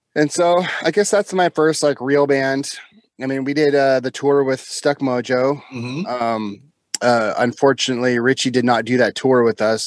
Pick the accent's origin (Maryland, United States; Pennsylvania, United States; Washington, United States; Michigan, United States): Washington, United States; just south of Seattle; also born or lived in France; I'm born and raised in, uh, well, just south of Seattle